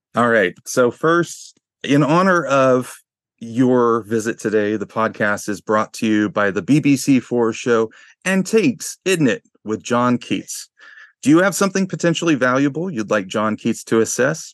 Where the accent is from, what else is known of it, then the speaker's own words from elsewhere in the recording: Arkansas, United States; I'm from Arkansas